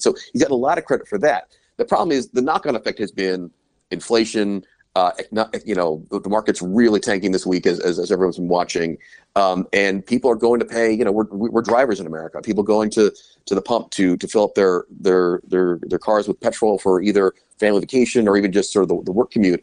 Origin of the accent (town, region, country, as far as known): United States; moved away as an adult; also born or lived in Brussels / London